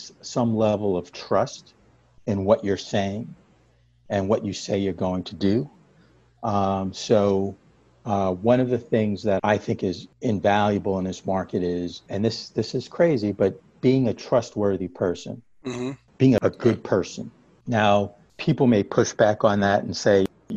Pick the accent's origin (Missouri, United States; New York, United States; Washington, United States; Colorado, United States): New York, United States; I grew up in New York